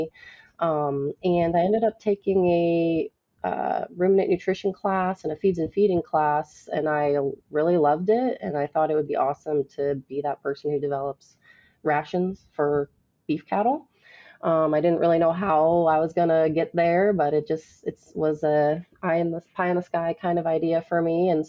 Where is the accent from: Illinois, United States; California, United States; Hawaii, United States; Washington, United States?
Illinois, United States; DeKalb County; moved away as an adult; now in Texas, United States; I grew up in DeKalb County, Illinois, which is where barbed wire was invented